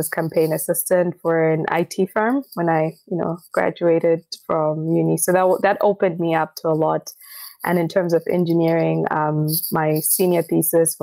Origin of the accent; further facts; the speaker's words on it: Zimbabwe; now in Australia; I'm originally from Zimbabwe.